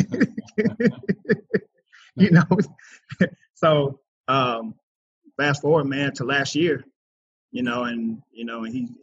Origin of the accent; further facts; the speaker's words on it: Kansas City, Missouri, United States; I was born and raised in Kansas City, Missouri.